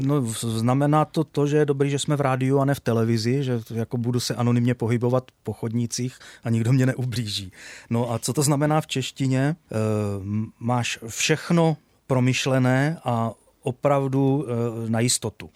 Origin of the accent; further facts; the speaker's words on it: Brno, South Moravian Region, Czechia; chodil do školy, na základní školu, pocházím ze Starého Brna